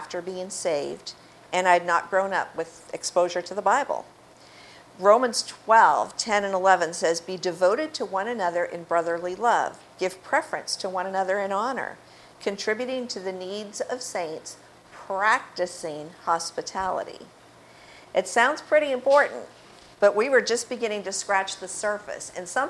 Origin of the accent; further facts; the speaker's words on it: Cape Cod, Massachusetts, United States; moved away as an adult; also born or lived in Florida; growing up on Cape Cod